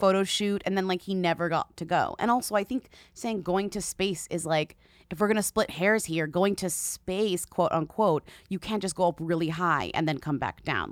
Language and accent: English; Japan; I am from Japan